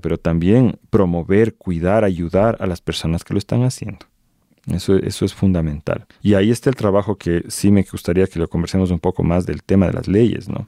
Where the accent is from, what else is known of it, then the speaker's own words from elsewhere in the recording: Ecuador; en mi país, en Ecuador